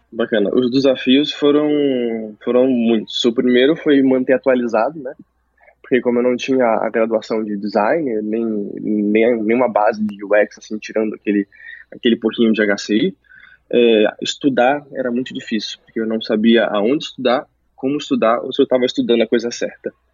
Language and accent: Portuguese; Santos, São Paulo, Brazil; also born or lived in Rondônia; now in São Paulo, Brazil; lá onde eu cresci, em Santos, não tinha faculdade de design